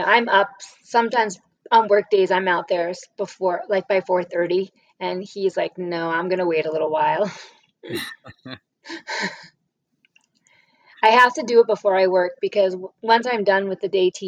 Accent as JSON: {"language": "English", "region": "New York", "country": "United States", "tie": "born or raised there", "also_born_or_lived": "Massachusetts / New Hampshire / Rhode Island", "moved": "yes", "lives_now": "Las Cruces, United States", "said": "I grew up in New York"}